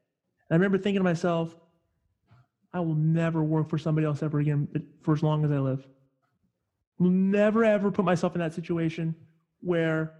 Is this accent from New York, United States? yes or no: no; Northern California, United States; I'm originally from Northern California